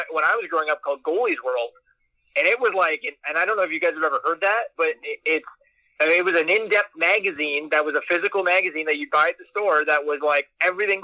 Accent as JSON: {"language": "English", "town": "Peterborough", "region": "Ontario", "country": "Canada", "tie": "born or raised there", "said": "I grew up in Peterborough"}